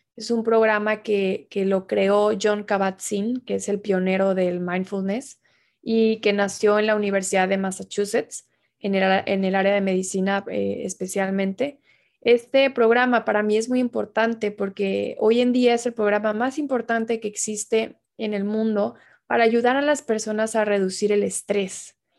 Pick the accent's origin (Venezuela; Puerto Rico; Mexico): Mexico; Tabasco; now in Mexico City, Mexico; yo soy originaria de Tabasco